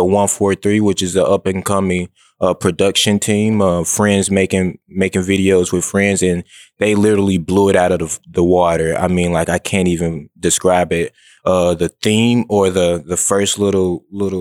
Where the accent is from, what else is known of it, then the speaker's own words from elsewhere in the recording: Memphis, Tennessee, United States; also born or lived in Nashville (Vanderbilt); I'm from South Memphis. Grew up around there.